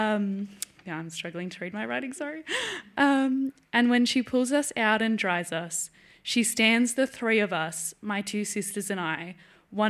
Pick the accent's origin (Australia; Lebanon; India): Australia; Melbourne, Victoria; I'm from Melbourne in Australia